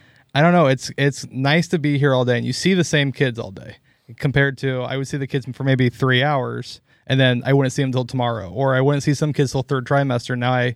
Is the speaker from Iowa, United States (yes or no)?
yes; Lone Tree, Iowa, United States; I grew up in Lone Tree, Iowa, down south of Iowa City there.